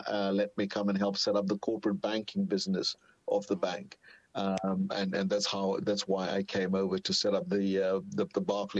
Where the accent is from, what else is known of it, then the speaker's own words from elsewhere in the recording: South Africa; moved away as an adult; also born or lived in London; as a South African, you tend to take that for granted. But trust me, if you've been working and living in London for many years, it was absolutely an amazing thing to wake up in the morning and see sunshine.